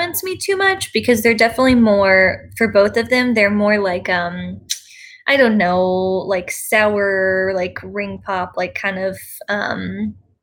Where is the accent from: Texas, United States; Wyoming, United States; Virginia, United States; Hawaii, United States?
Texas, United States; Plano; I grew up in Plano